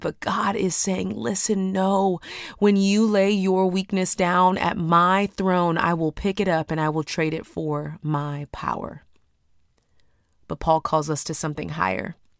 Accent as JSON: {"language": "English", "town": "Houston", "region": "Texas", "country": "United States", "said": "I'm from Houston, Texas"}